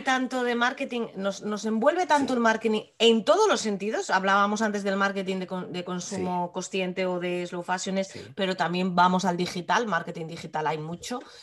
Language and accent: Spanish; Asturias, Spain; nosotras somos asturianas y nuestro entorno, a fin de cuentas, es este.